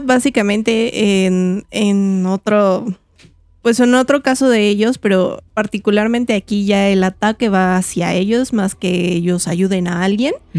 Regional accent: Mexico; como mexicano

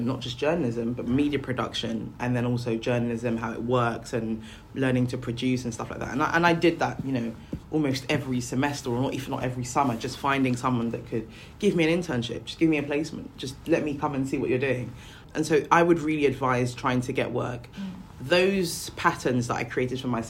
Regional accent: Nigeria; moved away; I come from Africa, I'm Nigerian.

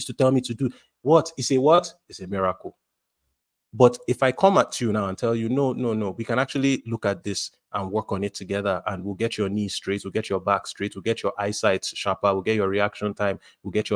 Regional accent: Nigeria; as a Nigerian, as an African

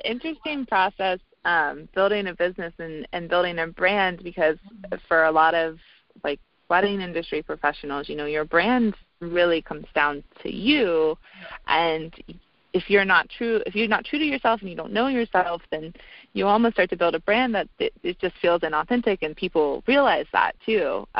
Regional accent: the South, United States; you know, I'm from the South, and I have a lot of liberal political views

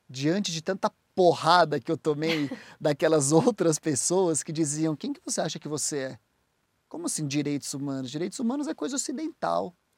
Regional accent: Brazil; moved away as an adult; also born or lived in United States; Eu sou do Brasil, eu é, sou advogado

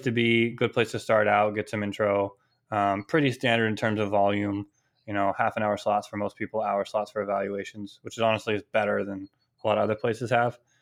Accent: California, United States; moved away as an adult; also born or lived in Maine / Boston; I'm originally from California, came out to Maine for college

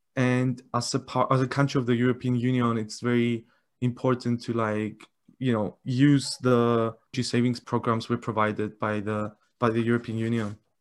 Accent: Cyprus; I'm from Cyprus

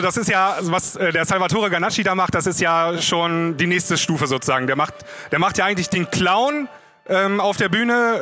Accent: the Northwest, northwest Germany, Germany; bei mir da oben im Nordwesten, wo ich herkomme

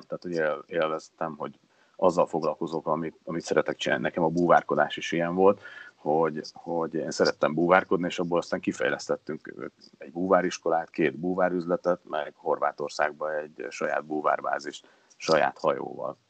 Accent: Hungary; mert azért csak magyarok vagyunk

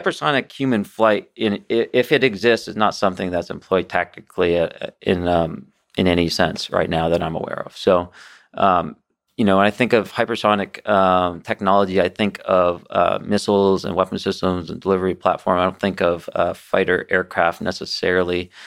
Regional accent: United States; as an aviator and, you know, as an American

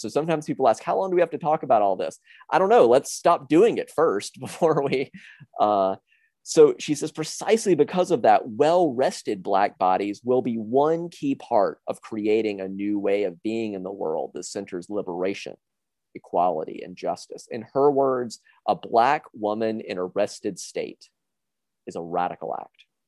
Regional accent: South Carolina, United States; I was raised in South Carolina

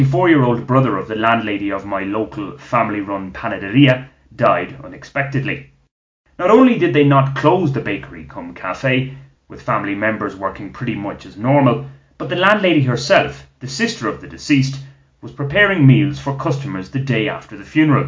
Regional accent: Ireland; now in Colombia; we Irish

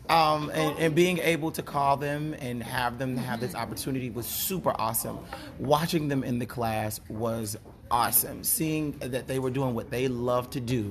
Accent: Chicago, Illinois, United States; moved away; also born or lived in Tennessee; I'm born and raised in Chicago, and I moved to Tennessee

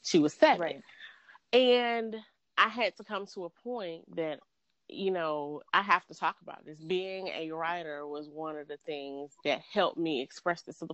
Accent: Georgia, United States; I'm from Georgia

